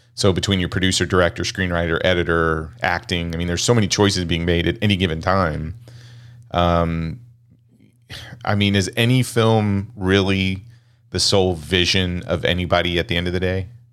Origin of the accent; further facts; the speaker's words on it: Kansas, United States; growing up in Kansas